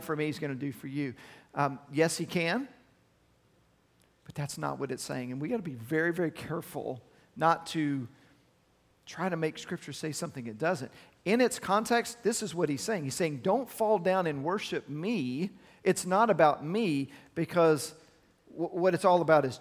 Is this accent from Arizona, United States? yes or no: no; Arlington, Texas, United States; I grew up in Arlington, and it's close to University of Texas, UTA, in Arlington